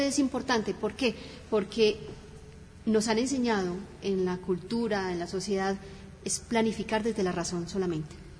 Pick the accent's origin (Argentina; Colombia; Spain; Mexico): Colombia; Cali, Valle del Cauca; moved away; also born or lived in Bogotá; Nacida en Bogotá, criada en la ciudad del Cali, y llevo más de 30 años aquí